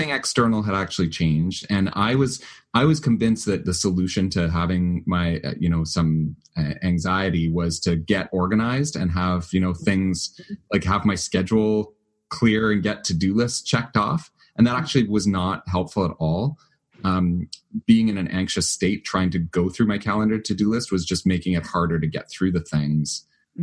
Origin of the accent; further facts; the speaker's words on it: Canada; I'm Canadian